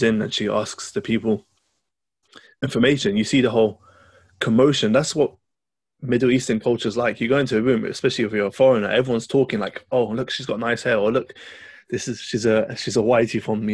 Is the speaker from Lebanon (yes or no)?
yes; Lebanon; I'm from Lebanon